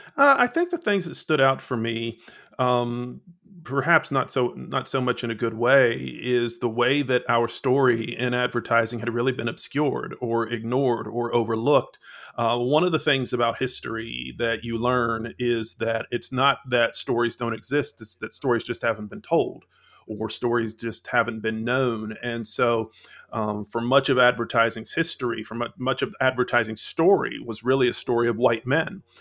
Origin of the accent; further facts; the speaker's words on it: London, Ohio, United States; moved away; I'm originally from Central Ohio, a small town named London, Ohio